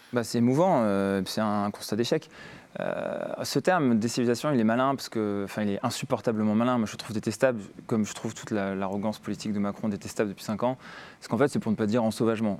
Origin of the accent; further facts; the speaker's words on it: Grenoble, Auvergne-Rhône-Alpes, France; J'ai grandi à Grenoble